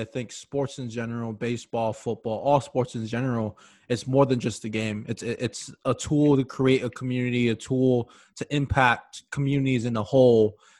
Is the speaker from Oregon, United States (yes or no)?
no; Hawaii, United States; moved away; also born or lived in Minnesota; we're both from Hawaii, and you're in Minnesota now.